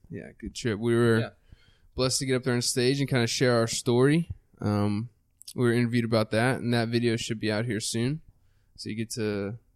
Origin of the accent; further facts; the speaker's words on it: Texas, United States; People always ask Just me even if I am from Texas.